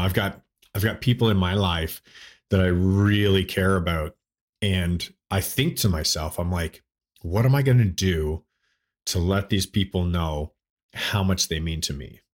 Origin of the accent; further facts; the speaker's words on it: Toronto, Ontario, Canada; moved away as an adult; now in United States; I grew up in, uh, Toronto, Ontario. uh, Canada. So I was born there in Toronto, and I lived the first twenty-three years of my life in Toronto